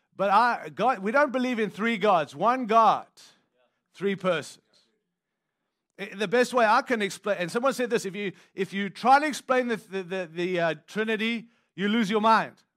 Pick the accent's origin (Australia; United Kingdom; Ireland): Australia; now in United States; I don't live in South Africa, and I'm from Australia, which is another country